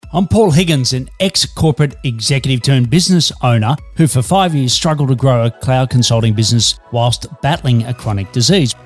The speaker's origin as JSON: {"language": "English", "country": "Australia", "also_born_or_lived": "Melbourne, Australia"}